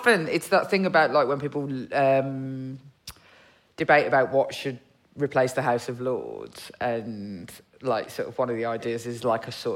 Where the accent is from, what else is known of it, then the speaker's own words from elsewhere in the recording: Birmingham, West Midlands, United Kingdom; I'm from Birmingham